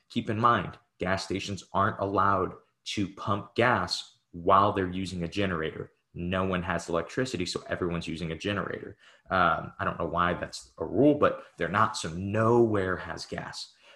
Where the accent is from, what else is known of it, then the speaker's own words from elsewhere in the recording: Midwest, United States; We're both from the Midwest